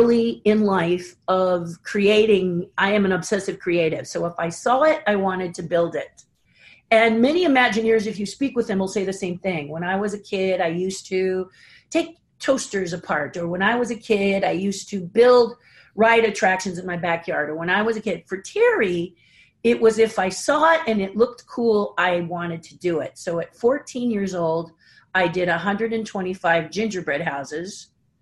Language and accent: English; Pasadena, California, United States; Born and raised in Pasadena